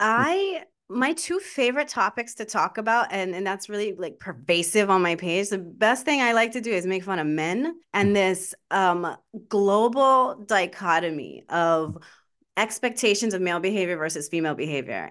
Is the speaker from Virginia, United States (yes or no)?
no; Baltimore, Maryland, United States; I'm from Baltimore, uh, Maryland.